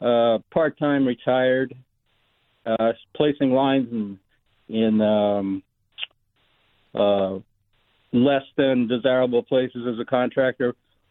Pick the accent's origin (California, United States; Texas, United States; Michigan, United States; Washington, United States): California, United States; Long Beach; Grew up in Long Beach, currently live in Long Beach.